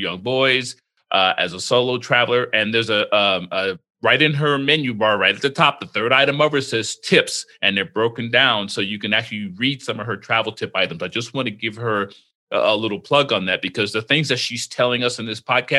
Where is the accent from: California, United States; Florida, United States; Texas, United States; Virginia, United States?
Florida, United States; also born or lived in Spain; I grew up in Florida.